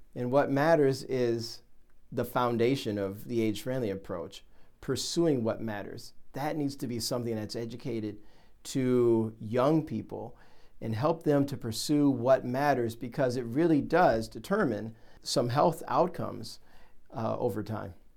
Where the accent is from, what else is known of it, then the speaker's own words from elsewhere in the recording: Ohio, United States; I I'm from Ohio